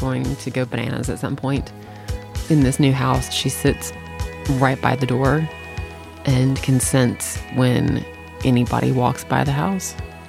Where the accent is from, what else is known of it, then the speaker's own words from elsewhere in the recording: Tennessee, United States; When I grew up in Tennessee, we didn't have basements because of the water level